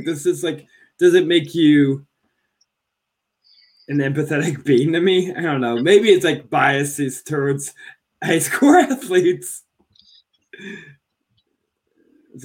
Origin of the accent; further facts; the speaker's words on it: Wisconsin, United States; This is my hometown